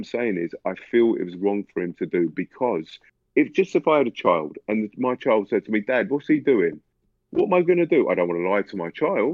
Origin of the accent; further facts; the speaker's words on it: London, United Kingdom; I'm from London